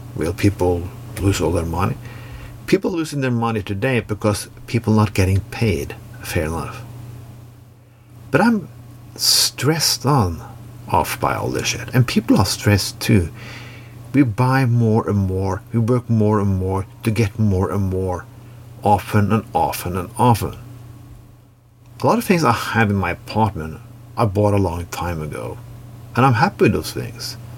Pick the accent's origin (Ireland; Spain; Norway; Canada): Norway; when I grew up in Norway in the 80s and 90s